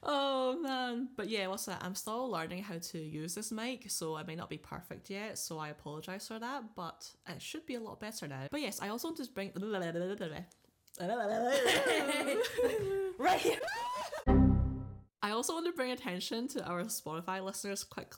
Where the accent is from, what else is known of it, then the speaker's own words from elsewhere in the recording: Scotland, United Kingdom; I grew up in Scotland